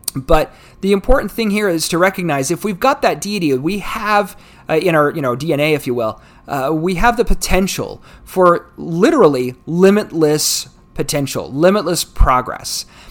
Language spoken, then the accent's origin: English; United States; United States, my, my home country